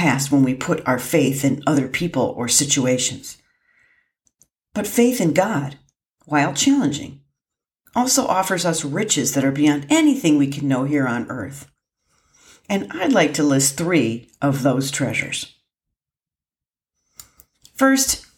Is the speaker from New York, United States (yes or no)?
no; Lake Erie in northern Ohio, United States; moved away; I had the good fortune of growing up on Lake Erie in northern Ohio